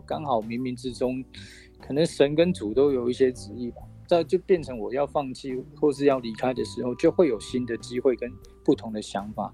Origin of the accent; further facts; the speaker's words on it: Dong'an community, Ren'ai Township, Nantou County, Taiwan; 我是来自于南投县仁爱乡的东岸部落